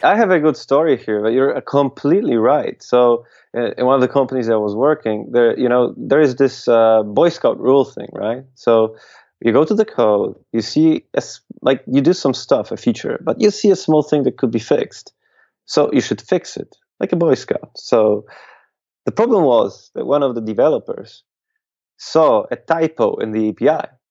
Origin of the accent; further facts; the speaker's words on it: Łódź, Łódź Voivodeship, Poland; here in in Poland, in my hometown, hometown of Łódź